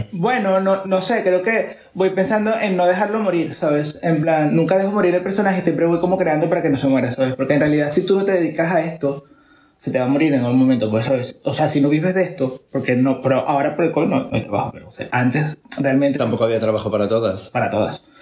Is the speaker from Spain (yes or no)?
no; Venezuela; moved away; desde que me vine de Venezuela con, con, las, eh, con mis amigos actualmente aquí